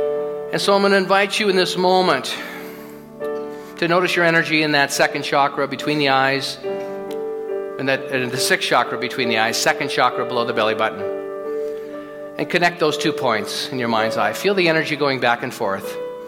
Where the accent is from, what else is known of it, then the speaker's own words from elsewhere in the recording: California, United States; now in Edmonton, Canada; People say, where are you from? We came to Edmonton, Southern California. What the hell are you doing here?